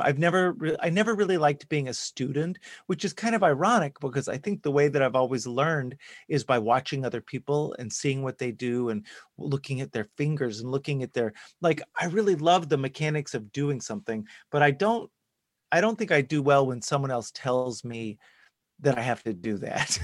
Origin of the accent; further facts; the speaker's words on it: Dallas, Texas, United States; I grew up in Texas, in Dallas specifically